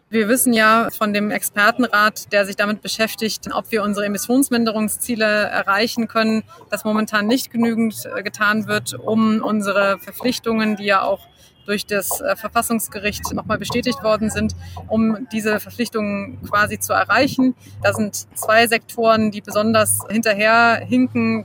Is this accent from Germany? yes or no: yes; Germany; bei uns in Deutschland